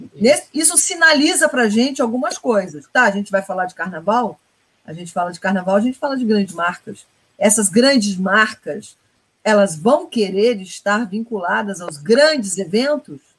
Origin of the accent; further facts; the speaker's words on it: Brazil; a gente é brasileiro